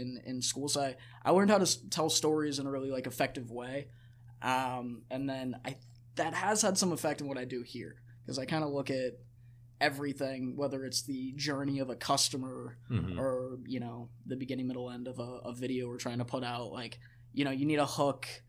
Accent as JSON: {"language": "English", "town": "Gainesville", "region": "Florida", "country": "United States", "tie": "born or raised there", "also_born_or_lived": "Albuquerque, New Mexico", "moved": "as an adult", "lives_now": "Los Angeles, United States", "said": "I'm originally from Gainesville, Florida."}